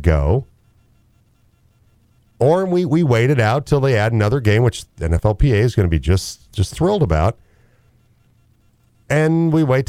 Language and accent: English; United States; as an American